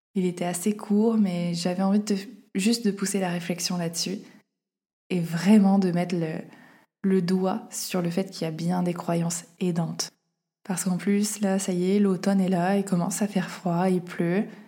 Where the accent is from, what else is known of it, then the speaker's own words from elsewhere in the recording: Auvergne-Rhône-Alpes, France; moved away as an adult; ma ville natale